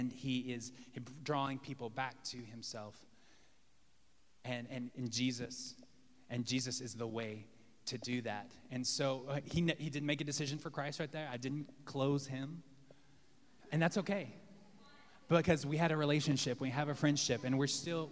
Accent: Texas, United States; now in Los Angeles, United States; I'm from Texas

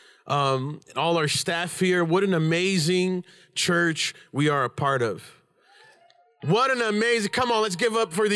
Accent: Brazil; moved away; I'm Brazilian, I was born in Brazil

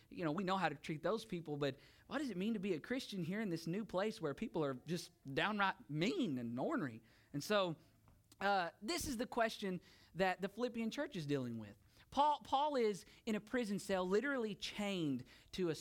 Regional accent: United States; moved away as an adult; now in Bulgaria; I am an American

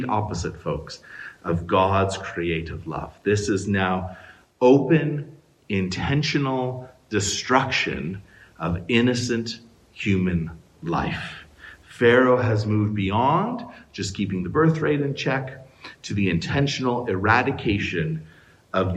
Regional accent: Canada; as a Canadian today, in 2020

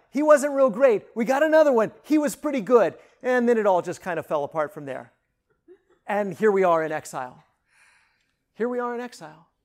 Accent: northwest Kansas, United States; moved away; I grew up in northwest Kansas.

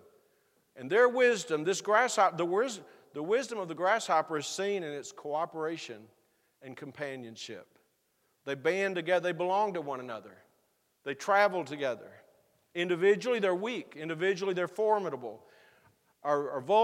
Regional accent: Texas, United States; moved away; where I grew up in Texas

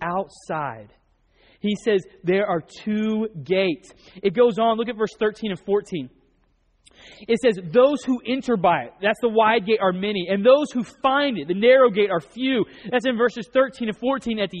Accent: North Oklahoma, United States; I grew up in Oklahoma, North Oklahoma.

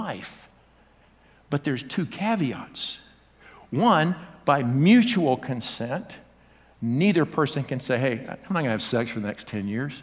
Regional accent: the South, United States; I grew up in the South

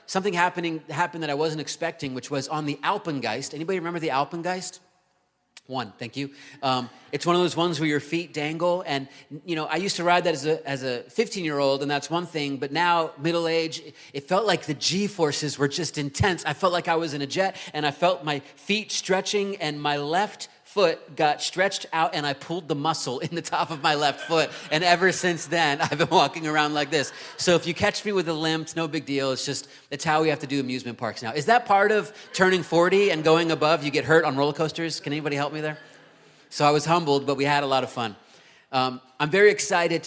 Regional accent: Virginia Beach, Virginia, United States; moved away; Virginia Beach, which is my hometown

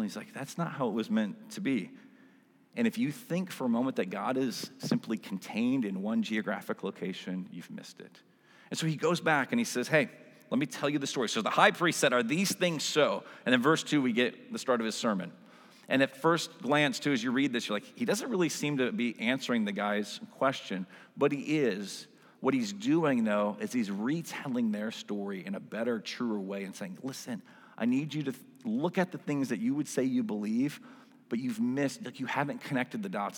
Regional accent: Western Michigan, United States; I grew up in Western Michigan

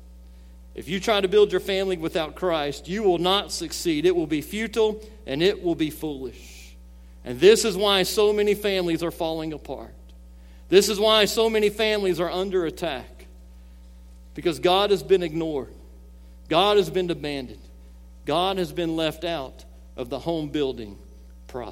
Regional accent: Gulf Coast of Alabama, United States; I grew up on the Gulf Coast of Alabama

